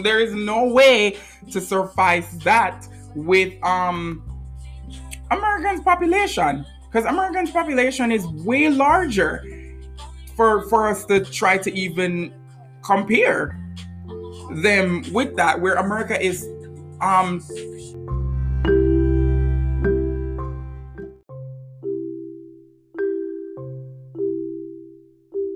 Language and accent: English; Jamaica; now in United States; where I'm from, because I'm from Jamaica